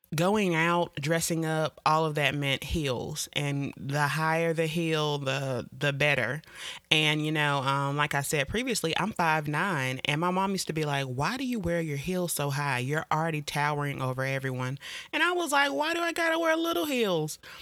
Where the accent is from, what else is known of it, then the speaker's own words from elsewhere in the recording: Jacksonville, North Carolina, United States; I'm from Jacksonville, North Carolina, more specifically Camp Lejeune